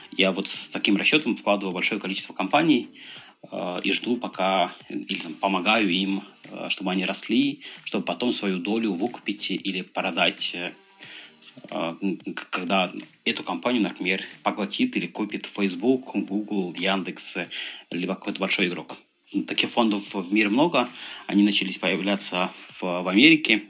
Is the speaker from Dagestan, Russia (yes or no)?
yes; Dagestan, Russia; moved away; Я родом из Дагестана